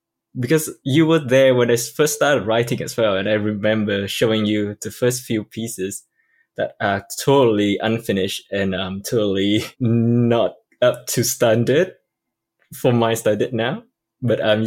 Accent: Hanoi, Vietnam; first language Vietnamese; English is a second language; moved away as an adult; also born or lived in Cambridge, United Kingdom; now in London, United Kingdom; I'm from Vietnam and I moved to the UK probably around 6 years ago

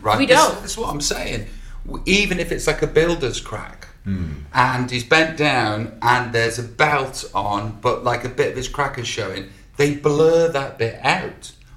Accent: United Kingdom; And then I compliment that with the thing that takes it away because I'm British.

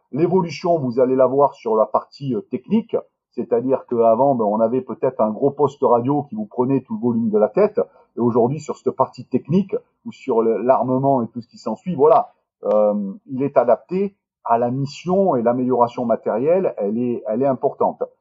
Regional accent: Marseille, Provence-Alpes-Côte d'Azur, France; je suis originaire du sud de la France, je suis de Marseille

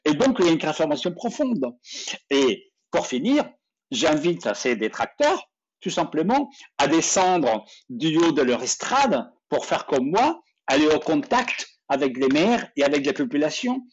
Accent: France; dans nos vies ici, chez nous, en Europe, en, France.

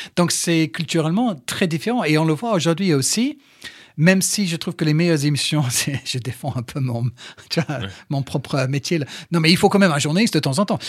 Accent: England, United Kingdom; French is a second language; moved away as an adult; also born or lived in Brighton / Manchester; now in France; je suis anglais

